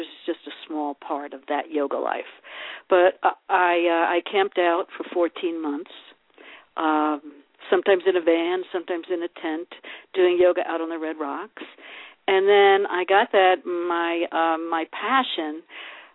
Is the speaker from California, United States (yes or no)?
no; New York City, New York, United States; moved away as an adult; now in Sedona, United States; Growing up in the Bronx